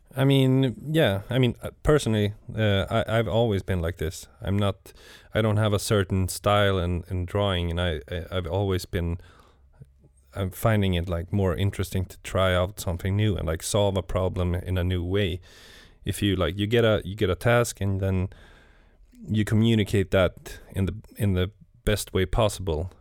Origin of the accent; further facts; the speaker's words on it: Gothenburg, Västra Götaland, Sweden; moved away as an adult; now in Stockholm, Sweden; I'm from Gothenburg. It's like the the west coast of of Sweden